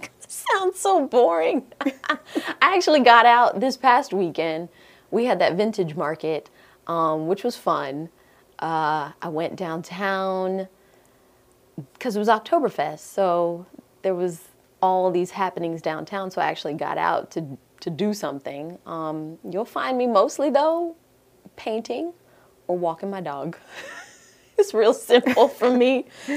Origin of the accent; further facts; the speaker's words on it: Jamaica; I'm Jamaican at the end of the day, so I love oxtails.